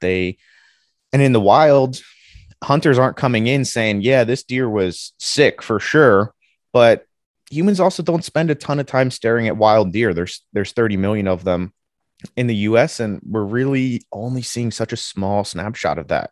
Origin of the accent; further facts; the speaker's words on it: New Jersey, United States; moved away as an adult; also born or lived in Ohio, United States; I'm from New Jersey originally